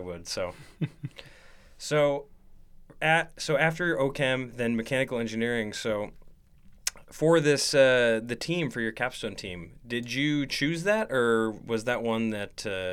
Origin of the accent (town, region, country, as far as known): Estacada, Oregon, United States